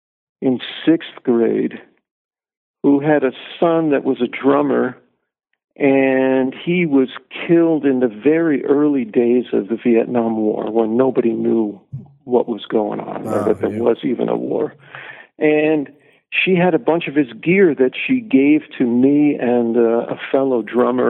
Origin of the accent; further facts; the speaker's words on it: New Jersey, United States; I grew up in New Jersey.